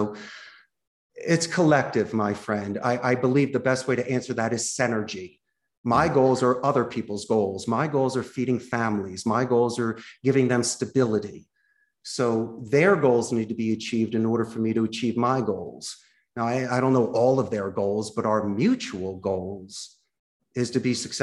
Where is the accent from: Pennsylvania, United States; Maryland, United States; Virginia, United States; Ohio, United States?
Pennsylvania, United States; Philadelphia; moved away as an adult; now in Costa Rica; I'm from Philadelphia